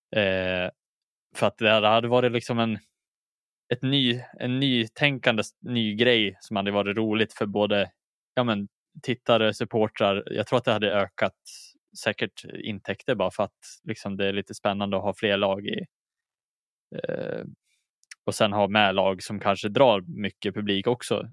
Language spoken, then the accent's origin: Swedish; Dalarna County, Sweden; also born or lived in Umeå; jag är inte född i Dalarna heller, utan jag är född i Umeå